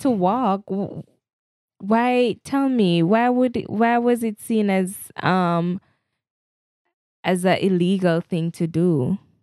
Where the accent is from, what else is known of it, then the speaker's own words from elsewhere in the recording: Jamaica; I'm a Jamaican and I love my Jamaican-ness